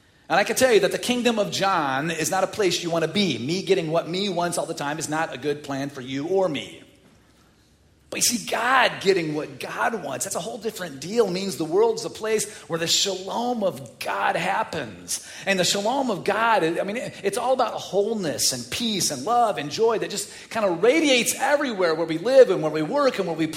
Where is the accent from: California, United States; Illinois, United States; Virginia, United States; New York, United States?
Illinois, United States; Chicago; I'm from the North Side.